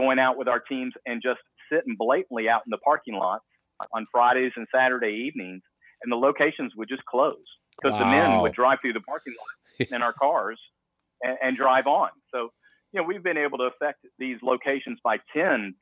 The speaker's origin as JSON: {"language": "English", "region": "the South", "country": "United States", "said": "I'm from the South"}